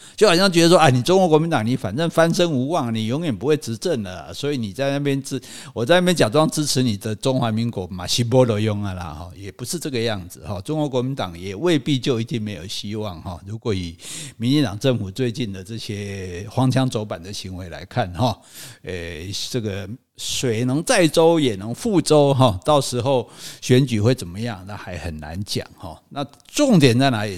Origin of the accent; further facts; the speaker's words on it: Taiwan; 因为我受长期党国教育的毒化